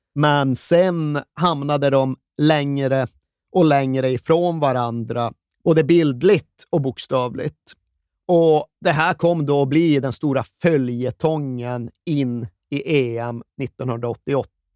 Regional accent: Sweden; vi svenskar

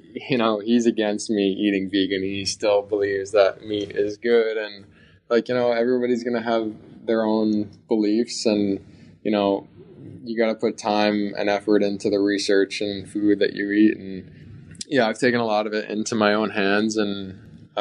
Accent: New Jersey, United States; New Jersey in my hometown

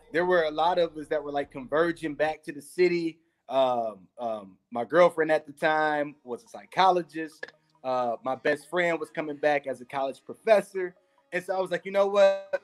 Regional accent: Detroit, Michigan, United States; i'm from the hood i'm from you know you know detroit detroit area similar to any um, urban area i guess throughout the united states

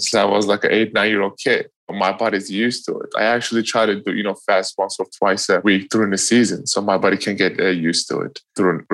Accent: Eastern Turkey, Turkey; moved away; growing up in Turkey. You know, I grew up east side of Turkey

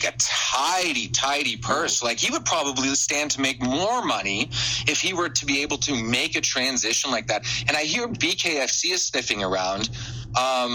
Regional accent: Canada; I'm Canadian

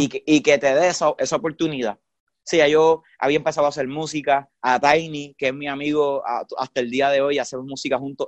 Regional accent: San Juan, Puerto Rico; also born or lived in Isabela, Puerto Rico; yo me crié aquí en, en la, en el área metro, en San Lorenzo, en San Juan, que es la capital

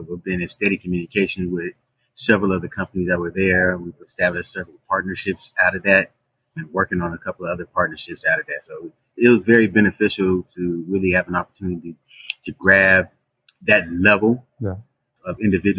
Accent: Bay Area, California, United States; moved away as an adult; now in Dallas, United States; I'm from California, Bay Area

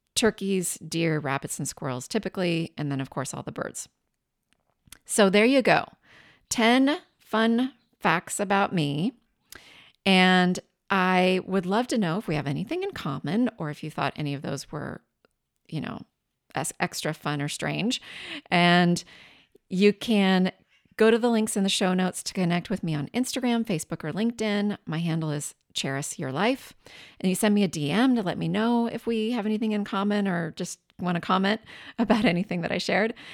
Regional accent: southeastern Washington State, United States; moved away as an adult; also born or lived in Tacoma, Washington / San Francisco; I grew up in Washington State, the southeastern side of the state

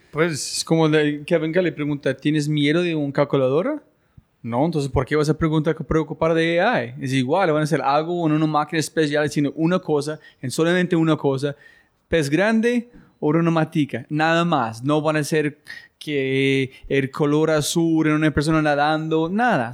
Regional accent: United States; Spanish is a second language; los gringos somos muy individualistas con grandes egos

